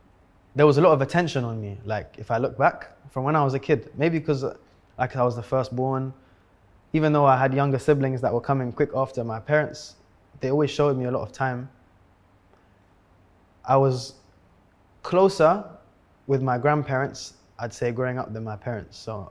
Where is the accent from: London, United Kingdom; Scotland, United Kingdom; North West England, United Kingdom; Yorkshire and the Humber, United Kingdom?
London, United Kingdom; If you're growing up in London, if you're fast and you're good at football, that's it.